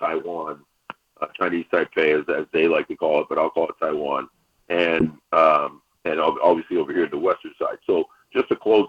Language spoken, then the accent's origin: English; Cuba; moved away; my home country, birth country.